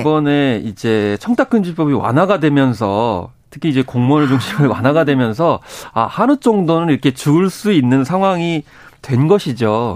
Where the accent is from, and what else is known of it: Seosan, South Chungcheong, South Korea; born or raised there; moved away